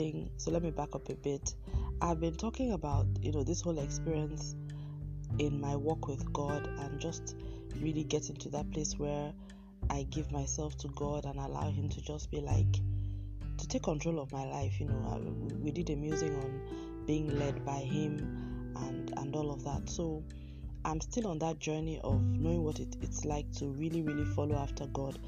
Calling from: Lagos, Nigeria; I'm recording from Lagos in Nigeria, and we now have what we call the Harmattan season has come into Lagos.

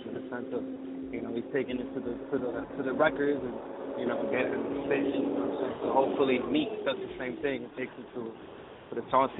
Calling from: Jersey City, New Jersey, United States; I'm calling from Jersey City, 201.

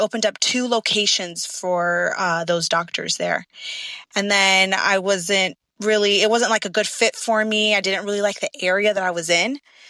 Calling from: Florida, United States; I am calling from sunny Florida.

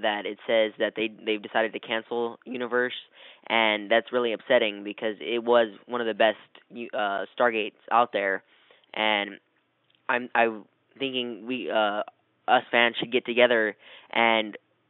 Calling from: San Antonio, Texas, United States; I'm calling from San Antonio

